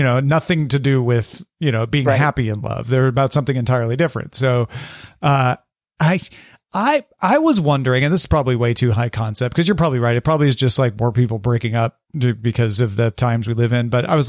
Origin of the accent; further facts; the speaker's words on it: Midwest, United States; Molly, we grew up in the Midwest.